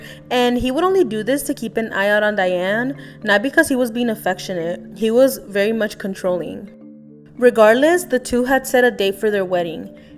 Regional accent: Texas, United States; I was born and raised in Texas

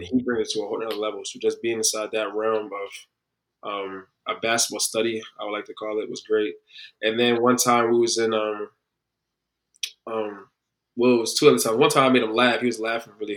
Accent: New Jersey, United States; moved away as an adult; I'm from Jersey. We don't have lakes out there

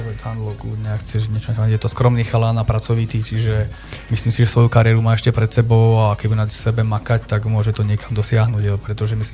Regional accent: Liptovský Mikuláš, Žilina Region, Slovakia; also born or lived in Kazakhstan; pochádzam z Mikuláša, tam som sa aj narodil

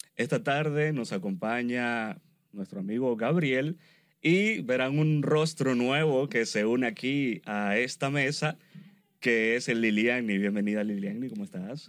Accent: Venezuela; yo soy venezolano

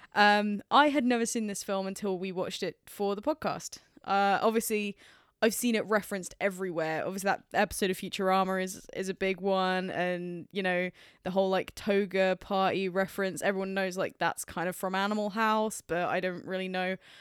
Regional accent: England, United Kingdom; as an English person

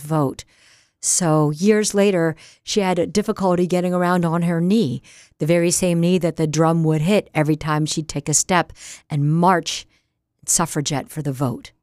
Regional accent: Newark, Delaware, United States; also born or lived in Wilmington, Delaware / Berkeley, California; Right in Wilmington, Delaware, and I grew up in Newark.

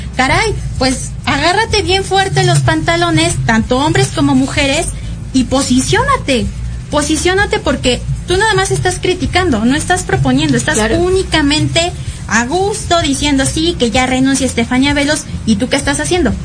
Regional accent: Mexico City, Mexico; me siento como súper chilanga

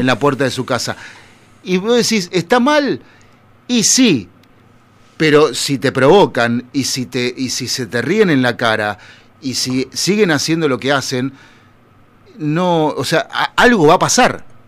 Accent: Buenos Aires Province, Argentina; Yo soy bonaerense de, de alma y corazón

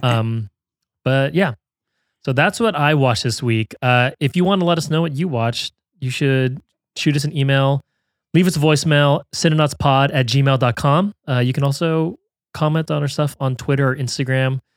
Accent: United States; being the American here

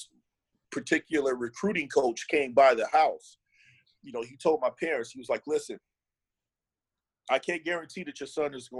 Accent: Clewiston, Florida, United States; also born or lived in Hollywood, Florida; a little town called Clewiston, I was born in Hollywood, Florida, but my father was a forest ranger. And back in the 70s, he took us to this site to where this place called Devil's Garden. So I pretty much grew up on a farm from when I was about a year old to about 10 years old

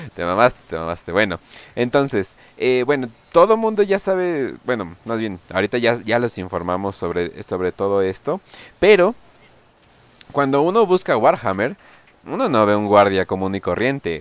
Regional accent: Sinaloa, Mexico; Sinaloa, de donde yo vengo

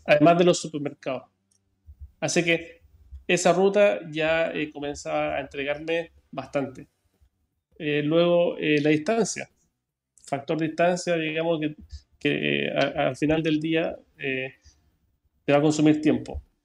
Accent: Santiago, Santiago Metropolitan Region, Chile; also born or lived in Toronto, Canada; now in Braunau, Chile; yo nací en, Canadá, para quienes me conocen, 1981, Toronto, Canadá. Llegué a Chile año 90, siempre en Santiago. Y mm, nada, hice toda mi vida, todo mi estudio

